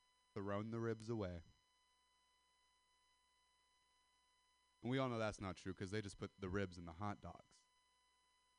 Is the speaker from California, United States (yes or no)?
yes; California, United States; I'm white, I'm from Sister Valley, California